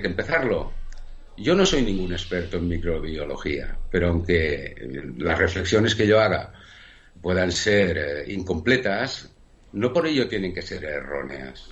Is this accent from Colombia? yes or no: no; Spain; nosotros, como, como españoles